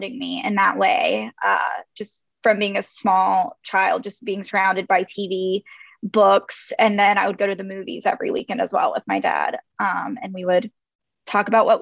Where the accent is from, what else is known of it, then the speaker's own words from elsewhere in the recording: North Carolina, United States; I'm from North Carolina. I'm from a very rural area of North Carolina. And then I grew up outside of that area.